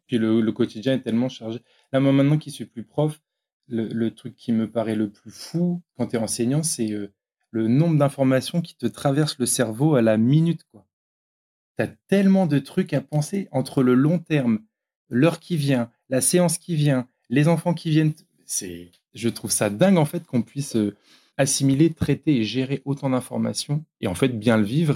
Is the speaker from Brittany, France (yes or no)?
yes; Brest, Brittany, France; also born or lived in Caen / Pontivy; on est de Brest ou autour de Brest